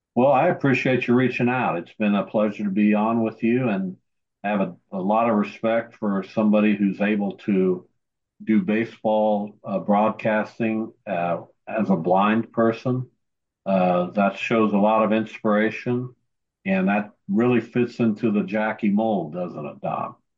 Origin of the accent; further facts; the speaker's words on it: Derby, Kansas, United States; my hometown of Derby, Kansas